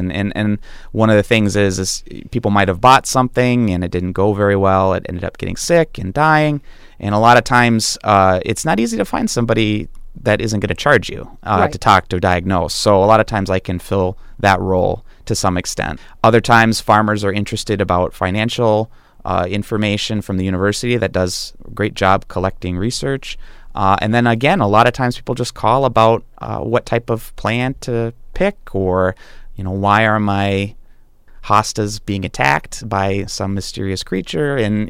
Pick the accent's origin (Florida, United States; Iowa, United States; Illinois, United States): Iowa, United States; also born or lived in Ohio; I was born in Ohio, Southeast Ohio, and I grew up in Iowa